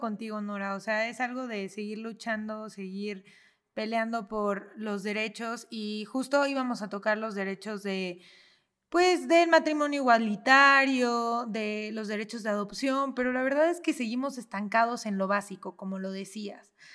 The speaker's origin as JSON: {"language": "Spanish", "country": "Mexico", "said": "como mexicanos"}